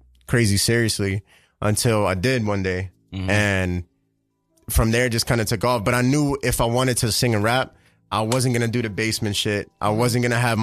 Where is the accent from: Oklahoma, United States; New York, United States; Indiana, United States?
New York, United States; New York City; I grew up on 170 in Webster